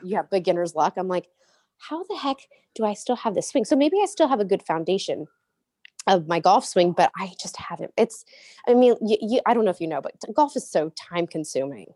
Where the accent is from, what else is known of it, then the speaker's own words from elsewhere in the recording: Murrieta, California, United States; also born or lived in Cottonwood, Arizona; I was raised in Marietta, California, um, which is, like, southern, uh, near San Diego